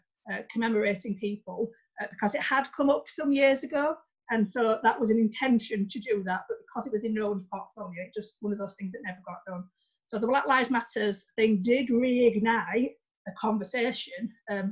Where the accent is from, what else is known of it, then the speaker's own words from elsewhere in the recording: Leeds, Yorkshire and the Humber, United Kingdom; born and bred in Leeds